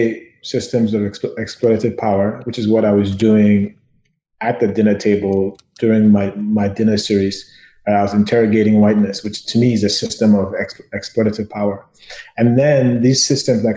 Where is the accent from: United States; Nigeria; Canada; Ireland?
Nigeria; I grew up in Nigeria, and we had kids in my high school who were American